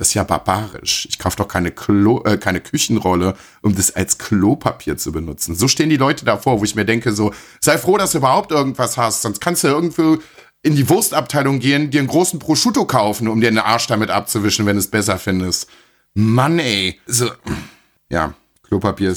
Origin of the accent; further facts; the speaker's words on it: Germany; bei uns in Deutschland